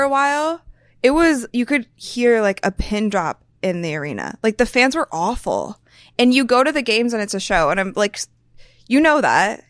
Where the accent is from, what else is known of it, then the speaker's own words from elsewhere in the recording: Akron, Ohio, United States; I grew up in Akron